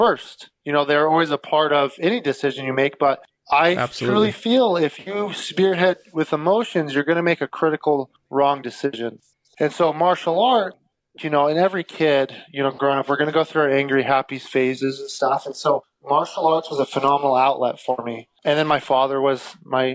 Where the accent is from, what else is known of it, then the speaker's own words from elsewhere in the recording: Idaho, United States; I was born and raised in Idaho.